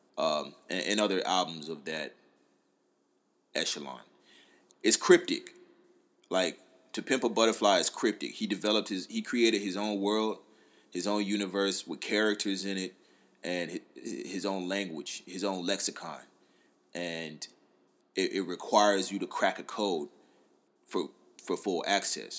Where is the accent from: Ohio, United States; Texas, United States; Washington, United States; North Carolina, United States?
North Carolina, United States; moved away; also born or lived in Atlanta, Georgia; I'm from North Carolina